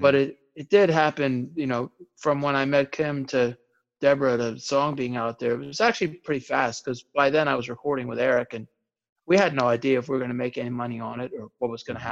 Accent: Maryland, United States; also born or lived in Bethesda, Maryland / New York / Texas / California; I was born in Bethesda, Maryland, mm-hmm. and then for a small period of time was in New York and Texas and California.

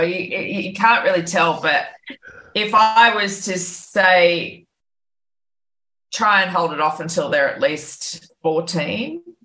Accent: Byron Bay, New South Wales, Australia; my hometown of Byron Bay

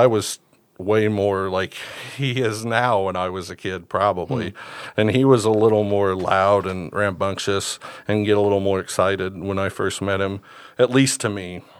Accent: Southern Illinois, United States; I'm from Southern Illinois.

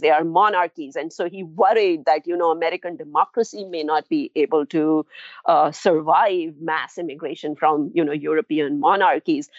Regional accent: India; moved away; also born or lived in New Delhi; I'm from India

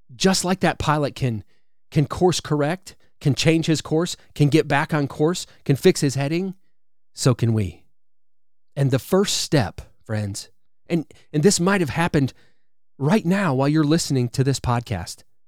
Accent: Wisconsin, United States; now in Alabama, United States; I live in Alabama now, but I'm originally from Wisconsin.

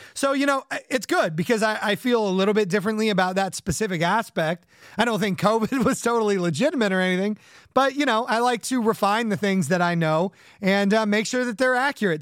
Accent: Orange County and the Inland Empire, Southern California, United States; now in Connecticut, United States; in addition to growing up in Orange County, where the uh, surf punks of the 80s were uh, running around, I also grew up in the Inland Empire

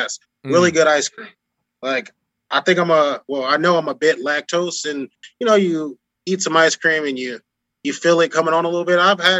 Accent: Chicago, Illinois, United States; also born or lived in Rochester, New York / Miami; I've lived in Rochester, New York, and lived in Miami for this, and I'm from Chicago. I go back and visit.

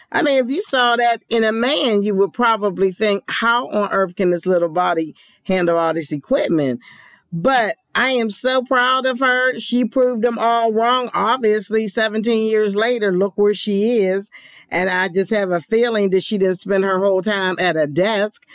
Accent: Pennsylvania, United States; now in Georgia, United States; Philadelphia is in my hometown of Pennsylvania

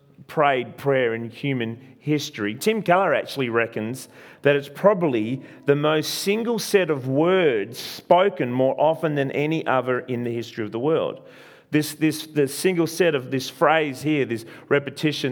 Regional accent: Australia; I am an Italian. Well, I was born in Australia. My parents are Italian, so Italian descent

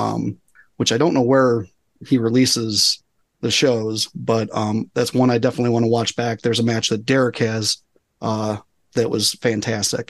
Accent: Cleveland, Ohio, United States; I'm still from Cleveland regardless.

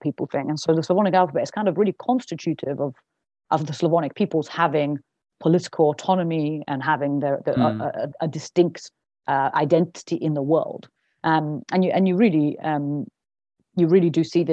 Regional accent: Bulgaria; moved away; I was born in Bulgaria

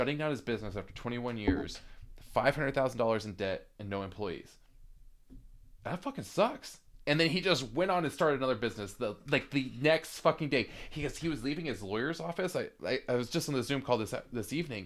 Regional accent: United States; also born or lived in Seattle; I'm American

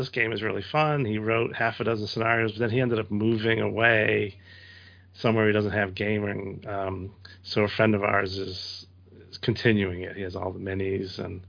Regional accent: United States; I'm an American

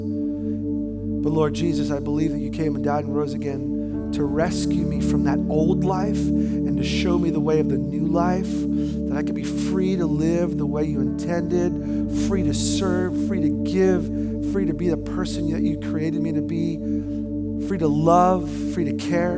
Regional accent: New York, United States; I grew up in New York

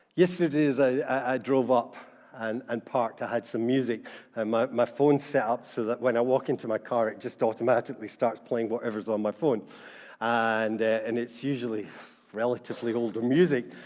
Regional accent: Scotland, United Kingdom; being Scottish and about our Presbyterian tradition and heritage

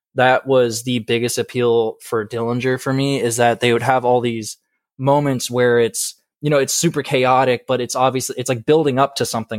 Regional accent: Marco Island, Florida, United States; moved away; also born or lived in Georgia; I'm originally from Southwest Florida, uh, about, like, two hours south of Fort My-, or no, an hour south of Fort Myers, uh, in a little town called Marco Island

